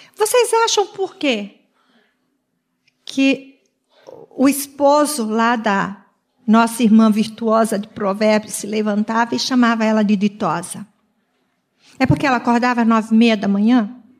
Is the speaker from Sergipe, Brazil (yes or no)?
yes; Sergipe, Brazil; now in Joinville, Brazil; como um bom nordestino, porque eu sou lá do Nordeste, tanto eu quanto o Maírto somos de Sergipe. Nós estamos há 43 anos em Joinville